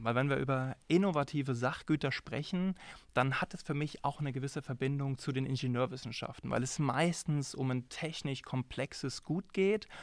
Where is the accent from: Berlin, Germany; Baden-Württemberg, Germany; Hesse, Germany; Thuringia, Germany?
Hesse, Germany; Frankfurt am Main; also born or lived in Darmstadt; now in Jena, Germany; ich bin äh, geboren in Frankfurt am Main